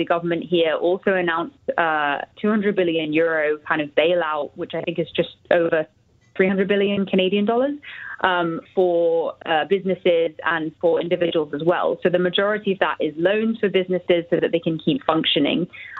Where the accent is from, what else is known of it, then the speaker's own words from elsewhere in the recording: United Kingdom; now in Madrid, Spain; I'm actually British, but yes, I'm here in Madrid.